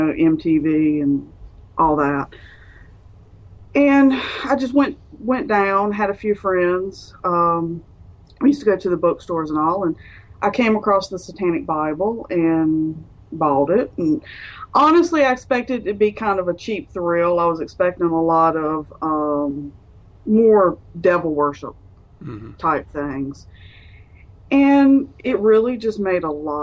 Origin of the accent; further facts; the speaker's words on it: North Carolina, United States; also born or lived in Charlotte, North Carolina; I was born and raised in North Carolina, still live in North Carolina